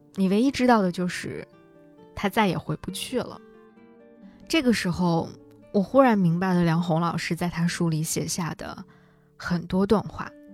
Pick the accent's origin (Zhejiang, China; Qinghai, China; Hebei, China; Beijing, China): Hebei, China; moved away; 我长大的河北